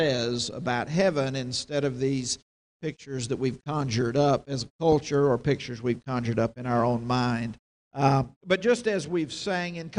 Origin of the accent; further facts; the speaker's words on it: North Carolina, United States; moved away; my home state